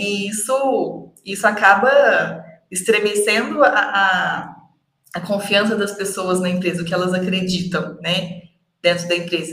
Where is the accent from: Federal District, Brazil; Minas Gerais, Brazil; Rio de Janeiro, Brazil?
Minas Gerais, Brazil; Uberlândia; eu sou de Uberlândia, sou mineira